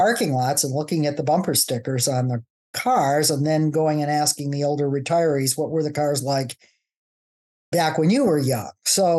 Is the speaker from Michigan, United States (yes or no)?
yes; Wyandotte, Michigan, United States; moved away; I also grew up in the Rust Belt. I grew up in Wyandotte, Michigan, which is south of Detroit.